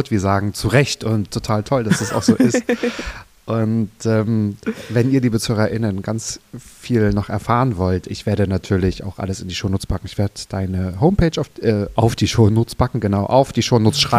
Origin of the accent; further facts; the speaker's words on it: Berlin, Germany; ich komme aus Berlin, die Berliner FreundeInnen